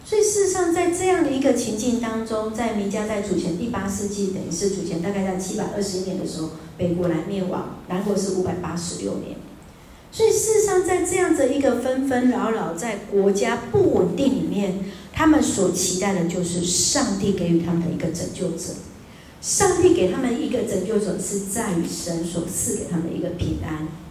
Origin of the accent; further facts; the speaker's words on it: Taiwan; 我从台湾来